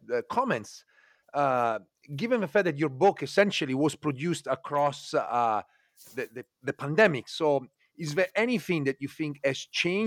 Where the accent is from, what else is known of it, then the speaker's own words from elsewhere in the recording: Italy; growing up in Italy, I share some of these kind of cultural heritage